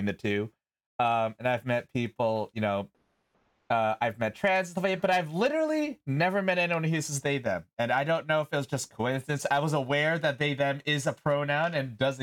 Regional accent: New York, United States; I'm a New Yorker

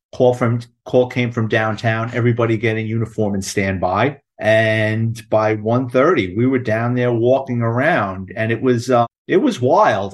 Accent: New York City, New York, United States; I'm a Bronx kid, born and raised in New York City

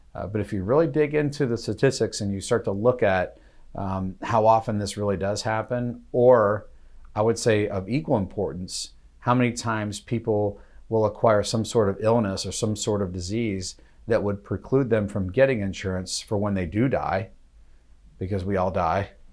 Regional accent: United States; as an American

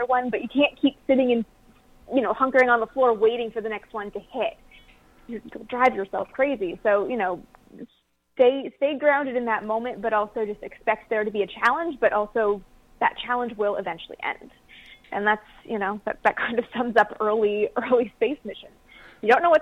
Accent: Canada; I'm from Canada, so didn't grow up with NASA being everywhere.

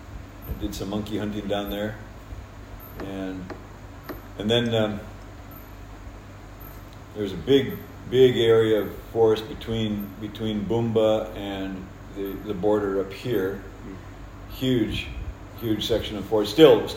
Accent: Kerawa Mission Station, DR Congo; I was born over in Congo at Kerawa Mission Station in 1955. And grew up in that area

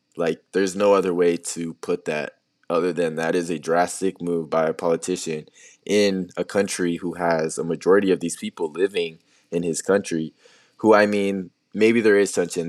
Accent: Tucson, Arizona, United States; I was born in Tucson

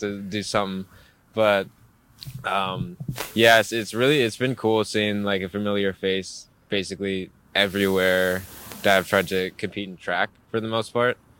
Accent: Hawaii, United States; moved away as an adult; also born or lived in Maui; now in Seattle, United States; being from Hawaii. We're all from Hawaii

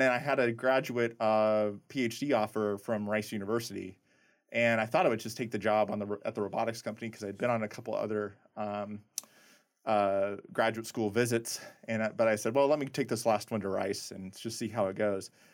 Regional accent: Nebraska, United States; moved away as an adult; also born or lived in Indiana; I grew up in really small town, Nebraska

